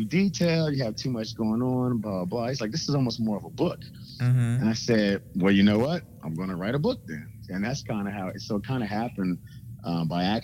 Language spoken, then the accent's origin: English; Kansas City, Missouri, United States; moved away; also born or lived in Washington, D.C. area; as a kid growing up in Kansas City